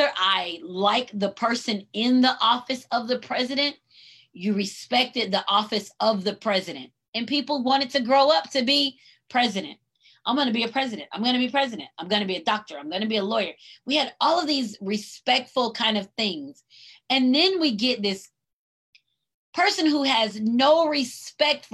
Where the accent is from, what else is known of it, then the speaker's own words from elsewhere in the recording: United States; I'm proud to be an American and I'm a Black American